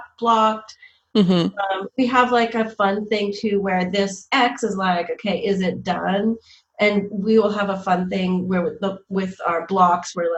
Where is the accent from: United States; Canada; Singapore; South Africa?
Canada; Montreal, Quebec; I'm from Montreal